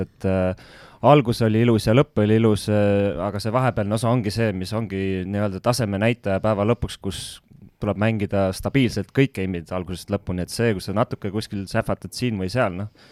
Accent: Estonia; moved away as an adult; ma olen ikkagi selge Eesti patrioot

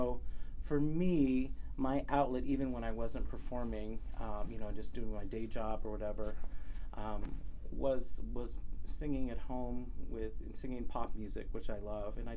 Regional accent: Cerritos, California, United States; also born or lived in Lake Elsinore, California; I'm from Southern California. I grew up mostly in Cerritos, California uh, which is in Long Beach area. And for a while, I lived in uh, Lake Elsinore, which is out in um, Riverside County.

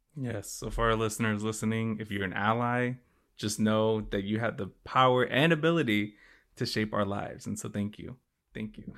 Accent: Chicago, Illinois, United States; also born or lived in Connecticut; I grew up in Chicago

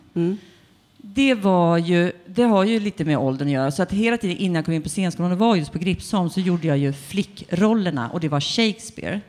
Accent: Tumba, Stockholm County, Sweden; jag är född i Tumba, som ligger i Botkyrka

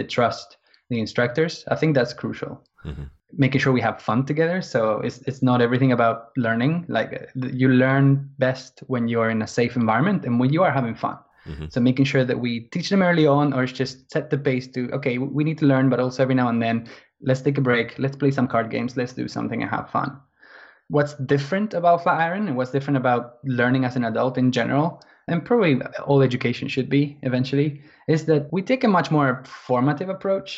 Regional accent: Argentina; now in London, United Kingdom; I'm from Argentina, originally. But I've been living in England.

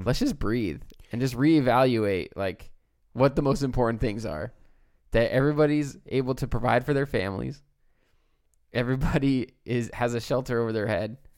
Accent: United States; as an American

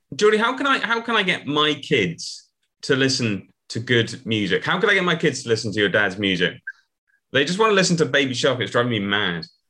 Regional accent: United Kingdom; I'm I'm a British person of a certain age

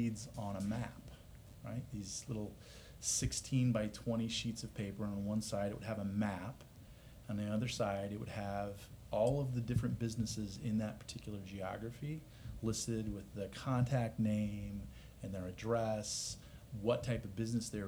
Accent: Omaha, Nebraska, United States; moved away as an adult; now in Austin, United States; So born and raised. That's how I got my start in the data business, was in Omaha. But yeah, my wife's from Iowa. I'm from Nebraska

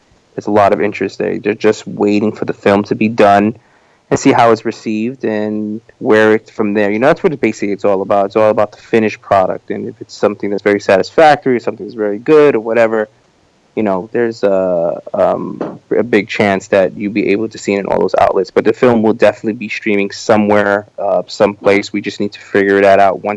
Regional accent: New York, United States; this is my hometown

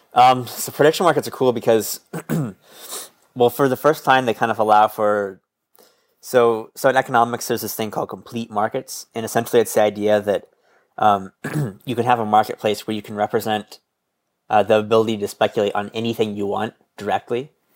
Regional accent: Midwest, United States; I'm from the Midwest

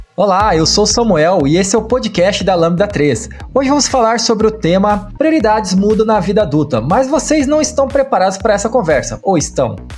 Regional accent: Maringá, Paraná, Brazil; Eu sou de Maringá

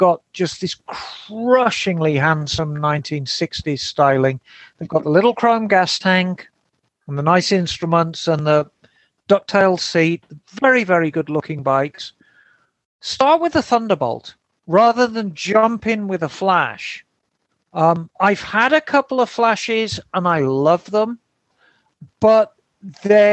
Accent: Birmingham, West Midlands, United Kingdom; Birmingham born and bred.

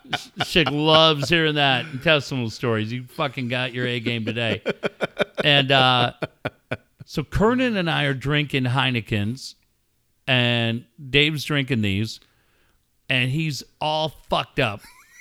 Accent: San Diego, California, United States; Well, you know, we're from San Diego.

